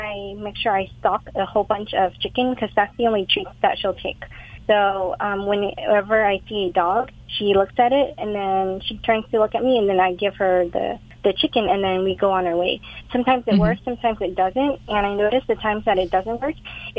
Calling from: Fullerton, California, United States; I'm calling from Fullerton.

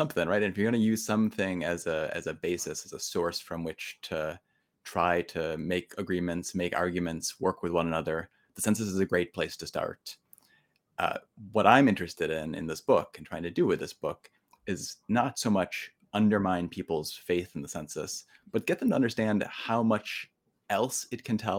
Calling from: New York, United States; I'm joining you from Colgate University, which is just about to begin classes here in upstate New York.

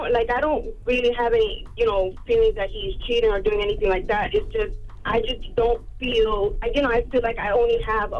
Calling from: New York, United States; I'm calling from New York.

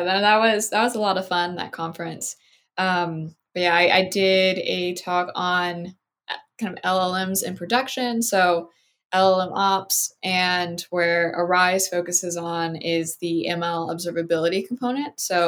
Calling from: Miami, Florida, United States; So I'm calling in from the Miami area in Florida.

